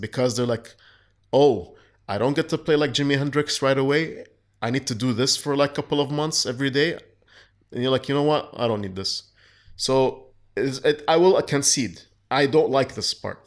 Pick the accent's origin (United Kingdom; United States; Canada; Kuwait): Kuwait; I was raised in Kuwait